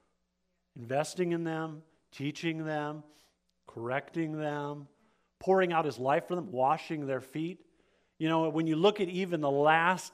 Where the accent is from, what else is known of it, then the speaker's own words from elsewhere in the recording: Alaska, United States; I grew up in Alaska, and not just Alaska, but like out in the middle of nowhere, Alaska